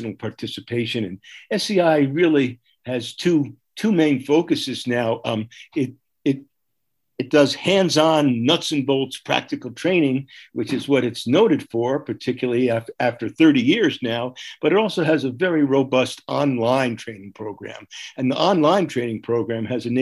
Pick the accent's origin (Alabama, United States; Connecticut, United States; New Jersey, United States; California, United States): New Jersey, United States; moved away as an adult; also born or lived in New York City / Massachusetts; now in Paonia, United States; I grew up in New Jersey. I was born in New York City, went to school in Massachusetts for a while